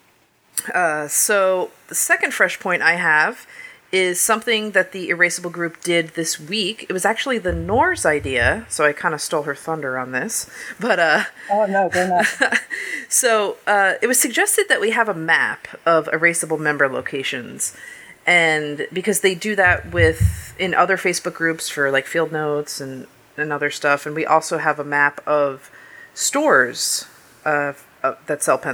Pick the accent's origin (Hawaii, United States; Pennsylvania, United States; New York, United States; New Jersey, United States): New Jersey, United States; moved away; the town I grew up in New Jersey